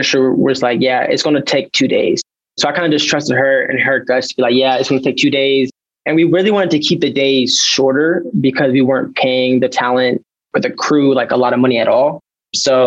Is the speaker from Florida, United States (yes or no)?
no; Ohio, United States; moved away as an adult; now in Utah, United States; I was actually back in Ohio because I'm from Ohio